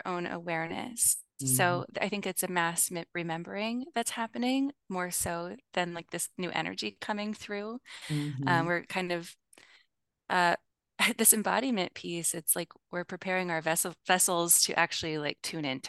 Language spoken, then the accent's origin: English; Midwest, United States; I grew up in the Midwest in the U.S., which is where I live now as well